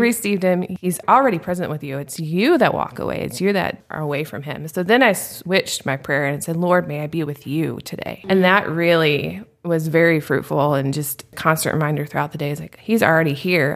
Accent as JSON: {"language": "English", "town": "Nashville", "region": "Tennessee", "country": "United States", "tie": "born or raised there", "moved": "yes", "lives_now": "Phoenix, United States", "said": "I grew up in Nashville, Tennessee."}